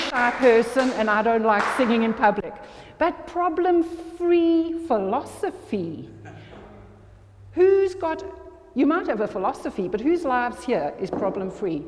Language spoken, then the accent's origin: English; South Africa; moved away; also born or lived in this country (birthplace, unnamed); went to South Africa, and I grew up in South Africa